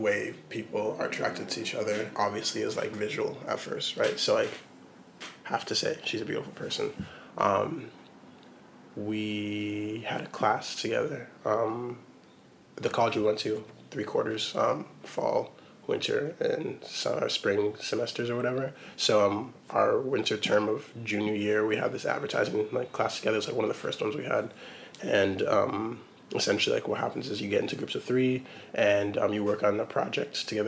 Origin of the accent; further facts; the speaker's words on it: Portland, Oregon, United States; moved away as an adult; also born or lived in Eugene, Oregon; now in New York, United States; Born in Portland, Oregon, born and raised, and then I moved out here.